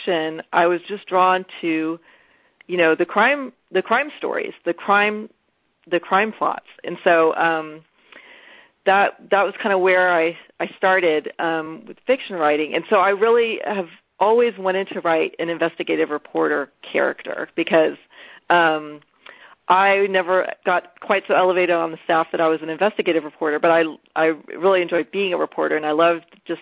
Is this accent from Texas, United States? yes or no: yes; Houston, Texas, United States; now in Austin, United States; I grew up in Houston.